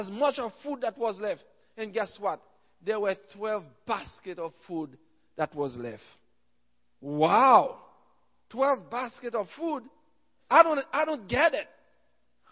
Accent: Haiti; I'm from Haiti

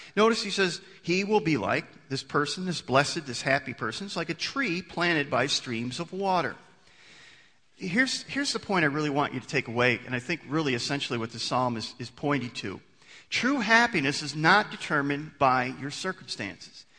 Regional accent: United States; I'm an American

